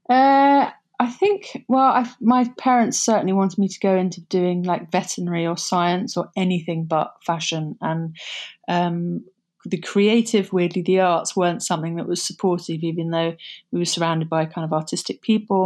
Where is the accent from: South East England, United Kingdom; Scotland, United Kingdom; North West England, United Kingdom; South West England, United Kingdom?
South West England, United Kingdom; Somerset; moved away as an adult; also born or lived in London; Growing up in Somerset was, um, bucolic.